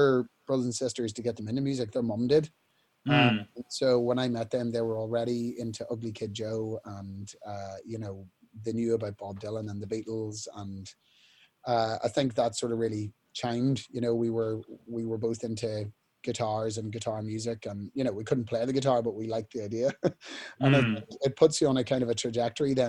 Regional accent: Newry, Northern Ireland, United Kingdom; We were in Woolworths in Newry, in my hometown

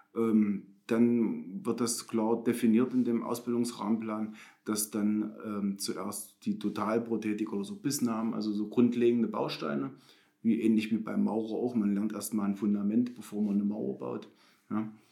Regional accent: Bernburg, Saxony-Anhalt, Germany; ich bin in Bernburg geboren, ich bin schon immer Bernburger.

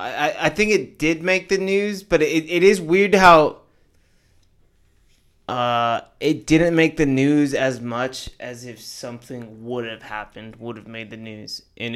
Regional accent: Boston, Massachusetts, United States; I'm from Boston.

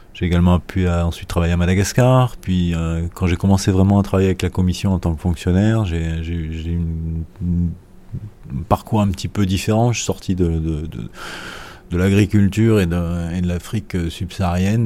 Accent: France; je suis français.

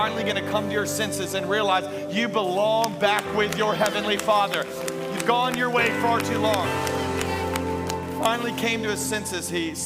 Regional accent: Baton Rouge, Louisiana, United States; now in Tampa Bay, United States; I am originally from Louisiana. I am a raging Cajun.

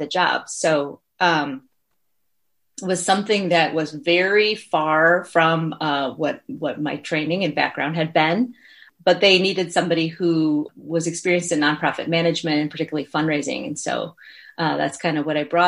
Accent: Chicago, Illinois, United States; now in Milwaukee, United States; I come from the Chicago area

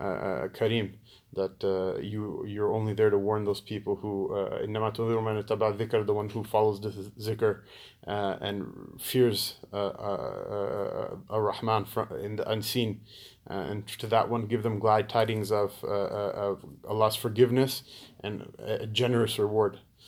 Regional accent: Pakistan; Because we're Pakistani, right? All Pakistanis go to Jannah, right?

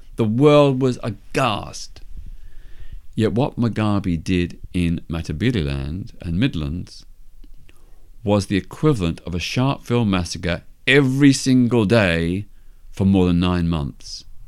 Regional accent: Melbourne, Victoria, Australia; my hometown of Melbourne, Australia

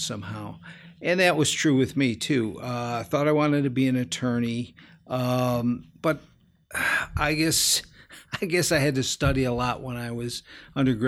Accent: Park Forest, Illinois, United States; I grew up out in Park Forest, which is about a suburb about 30 miles straight south

